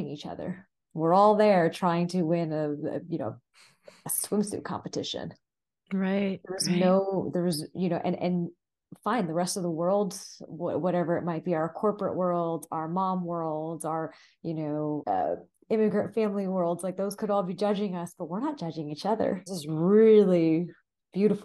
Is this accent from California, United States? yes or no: yes; Southern California, United States; My brother and I were first generation, we're born and raised in Southern California to Indian parents